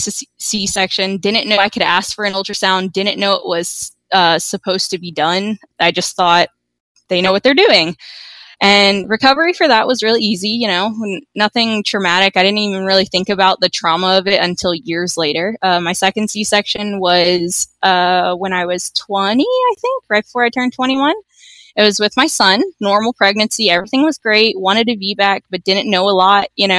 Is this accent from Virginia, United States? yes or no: yes; Virginia, United States; moved away as an adult; also born or lived in California; now in Georgia, United States; I was born in Virginia, where I had my first two kids